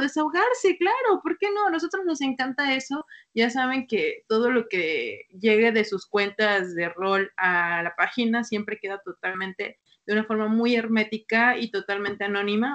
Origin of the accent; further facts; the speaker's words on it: Mexico; los que somos de México